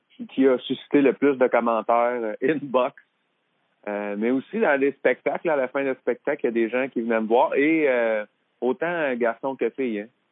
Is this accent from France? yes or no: no; Drummondville, Quebec, Canada; je viens de Drummondville. Fait qu'à Drummondville, il y avait René, il y avait les frères Bessette, la famille Bessette, qui m'ont toujours donné des coups de main quand j'étais là-bas